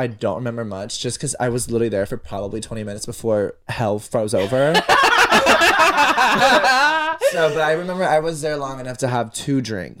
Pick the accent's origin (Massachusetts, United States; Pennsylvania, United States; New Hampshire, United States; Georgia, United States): Georgia, United States; Peachtree City; we're from Peachtree